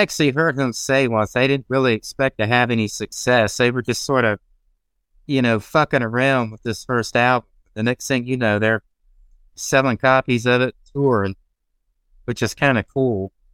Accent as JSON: {"language": "English", "town": "Augusta", "country": "United States", "tie": "born or raised there", "said": "my hometown of Augusta"}